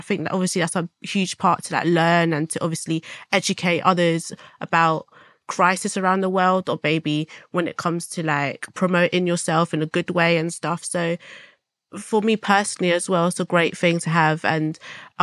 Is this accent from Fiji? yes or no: no; London, United Kingdom; I'm 21 years old from South London